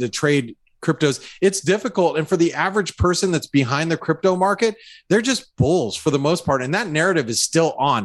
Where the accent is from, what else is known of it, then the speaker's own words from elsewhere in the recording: United States; as an American